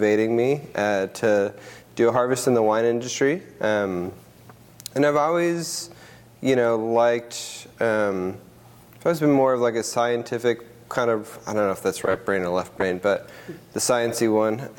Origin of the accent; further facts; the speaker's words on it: Minnesota, United States; moved away as an adult; now in Oregon, United States; I grew up in Minnesota, up in the North Burbs